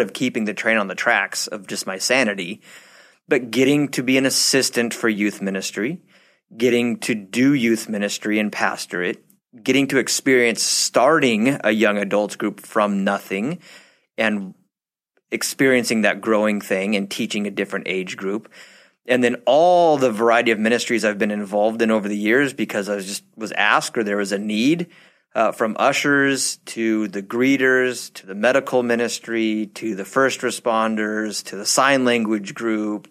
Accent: Southern California, United States; we are from SoCal.

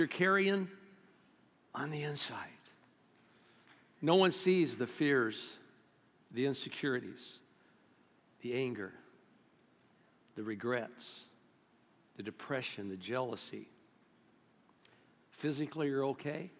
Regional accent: Bakersfield, California, United States; I'm from Bakersfield.

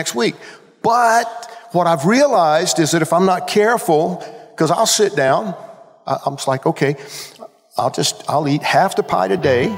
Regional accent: Georgia, United States; I grew up in Georgia

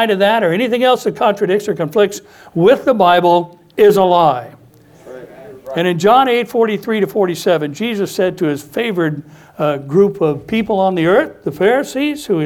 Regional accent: United States; American Christians

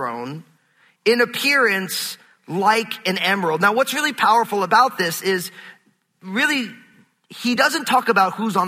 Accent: New York, United States; I'm from New York

